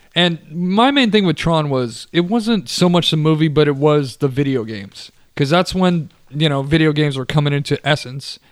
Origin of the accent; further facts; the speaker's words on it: United States; It's my uh, you know late uh, '80s upbringing. Just growing up in America